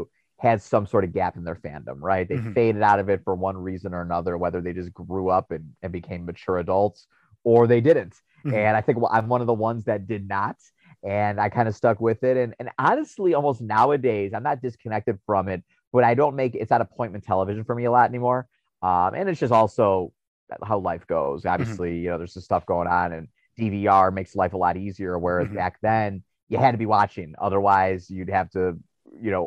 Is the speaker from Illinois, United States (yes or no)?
yes; Chicago, Illinois, United States; in Chicago, my hometown